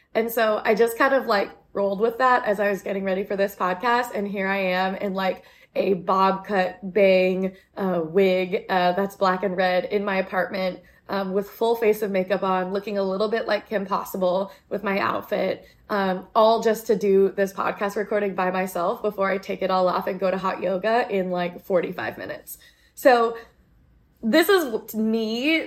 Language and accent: English; United States; I'm Asian American and I feel like I'm very assimilated